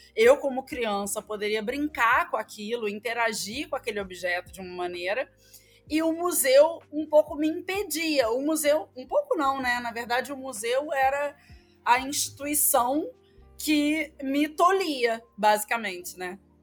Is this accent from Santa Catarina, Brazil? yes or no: no; Rio de Janeiro, Brazil; accent: carioca; now in Maranhão, Brazil; carioca, como não conseguiria esconder, mesmo que se eu quisesse, pelo meu sotaque